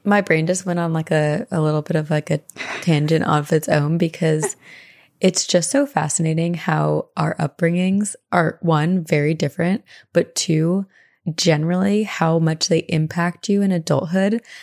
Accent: East Coast, United States; as a teenager growing up on the East Coast

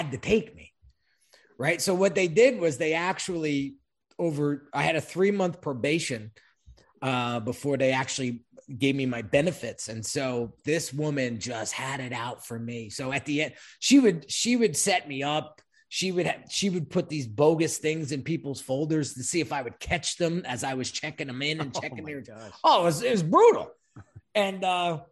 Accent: Long Branch, New Jersey, United States; also born or lived in Red Bank, New Jersey / Middletown, New Jersey; now in Sparta, United States; most of my childhood, I was raised in Long Branch, New Jersey

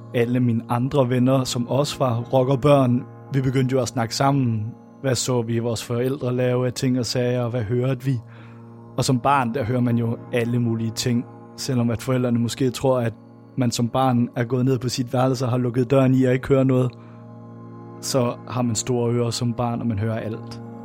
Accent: Randers, Central Denmark Region, Denmark; jeg kommer fra Randers her

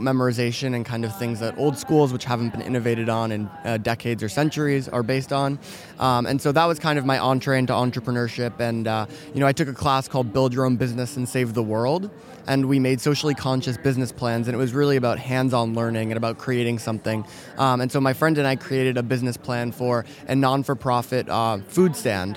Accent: New York City, New York, United States; moved away; also born or lived in Silicon Valley; I'm from New York City originally

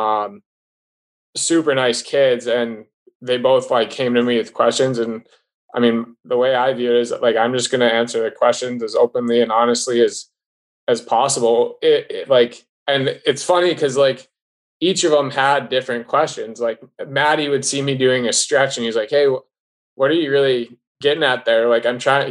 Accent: Wisconsin, United States; growing up in Wisconsin, like watching Brian Elliott

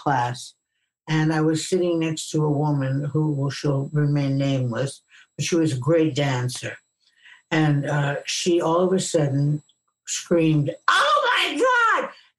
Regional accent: New York City, New York, United States; But I was from Brooklyn and we ice skated all the time.

